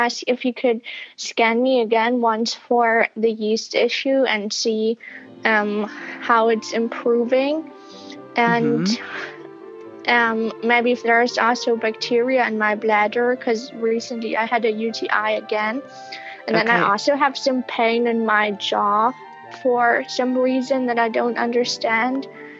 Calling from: Berlin, Germany; I'm calling from Berlin, Germany.

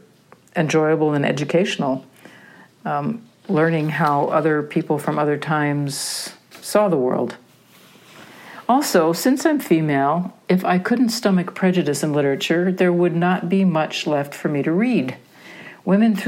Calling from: Wisconsin, United States; I'm calling you from Wisconsin

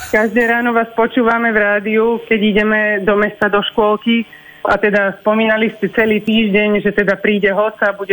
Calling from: Lapáš, Nitra Region, Slovakia; Pri Nitre. Pri Nitre, Lapáša.

